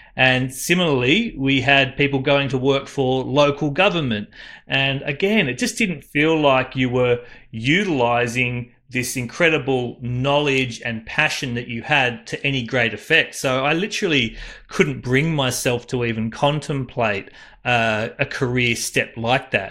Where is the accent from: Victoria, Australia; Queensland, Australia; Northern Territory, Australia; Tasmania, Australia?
Queensland, Australia; Cairns; moved away; also born or lived in Central Coast, New South Wales; So I was born up in Cairns